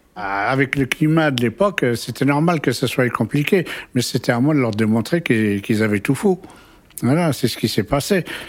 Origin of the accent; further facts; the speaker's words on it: Maisons-Alfort, Île-de-France, France; also born or lived in Kabylie, Algeria; j'ai grandi à Maison-Alfort